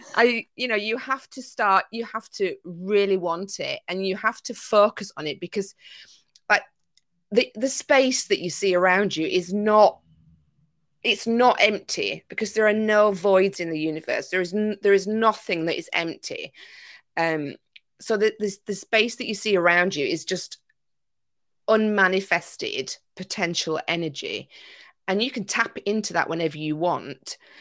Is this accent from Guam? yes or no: no; Yorkshire and the Humber, United Kingdom; also born or lived in Greece; now in Isle of Wight, United Kingdom; I'm originally from Yorkshire